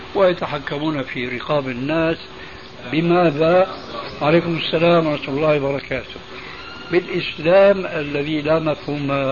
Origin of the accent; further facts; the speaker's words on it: Syria; عندنا في سوريا